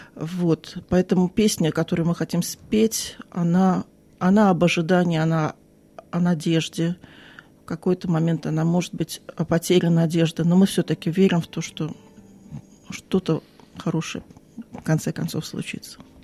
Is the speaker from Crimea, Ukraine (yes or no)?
yes; Crimea, Ukraine; moved away as an adult; now in Sydney, Australia; Я из Крыма